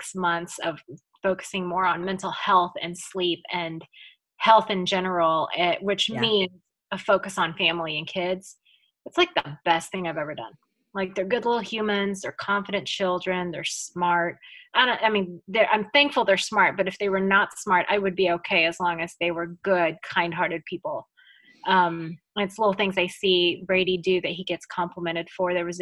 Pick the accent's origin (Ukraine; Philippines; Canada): Philippines; Manila, Metro Manila; English is a second language; moved away; English is my second language. Mm-hmm. And so I knew how to speak a lot of English just because I went to an international school when I was in Manila growing up there